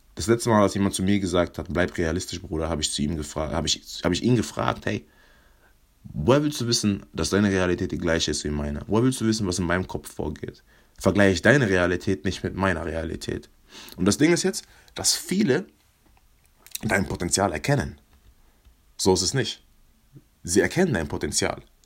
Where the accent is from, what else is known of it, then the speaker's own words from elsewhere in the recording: Mannheim, Baden-Württemberg, Germany; Ich komme aus Mannheim